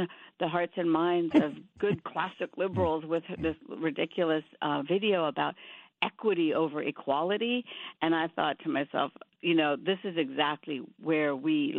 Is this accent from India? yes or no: yes; India; now in United States; I grew up in India, but half my family moved to Pakistan being Muslim.